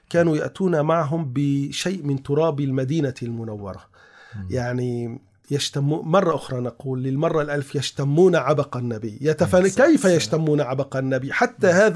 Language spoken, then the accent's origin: Arabic; Istanbul, Turkey; ما زال متوارثا الى الان عندنا في تركيا في آه، اسطنبول يوجد مكان اسمه الخرقة الشريفة